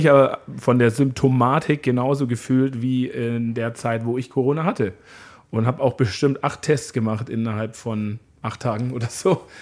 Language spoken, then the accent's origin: German; Munich, Bavaria, Germany; ich komme ja aus München